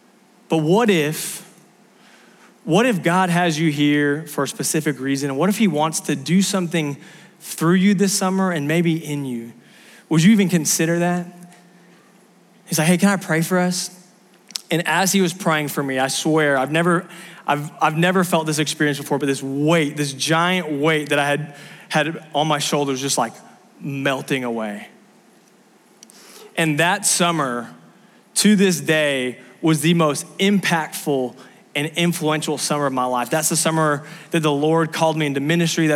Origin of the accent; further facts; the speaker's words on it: Southern California, United States; moved away; I grew up in Southern California